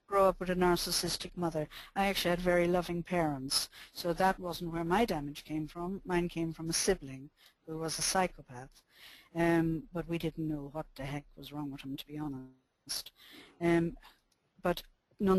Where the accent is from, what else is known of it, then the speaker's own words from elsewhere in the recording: Ireland; I'm Irish and I'm born in the 40s